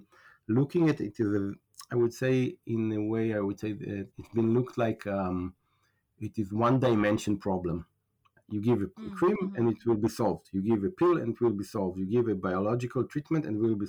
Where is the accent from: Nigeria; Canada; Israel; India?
Israel; also born or lived in United States; I'm from Israel